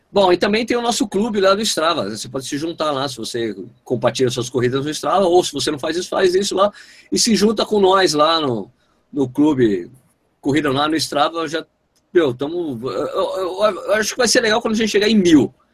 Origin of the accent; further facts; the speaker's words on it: São Paulo, Brazil; born there; Eu não nasci em Pernambuco, infelizmente. Nasci em São Paulo. Mas eu sou sangue 100% pernambucano.